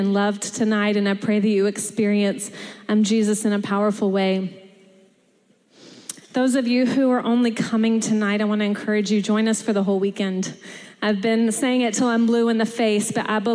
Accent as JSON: {"language": "English", "region": "Texas", "country": "United States", "moved": "as an adult", "said": "I am from Texas, and I say y'all, and I've been here almost 9 years"}